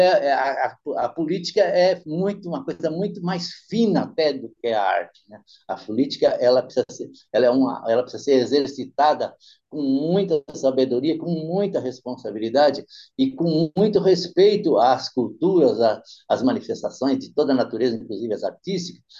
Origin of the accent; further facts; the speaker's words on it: São Bernardo do Campo, São Paulo, Brazil; descendente de italiano que tinha muito em São Bernardo, onde eu me criei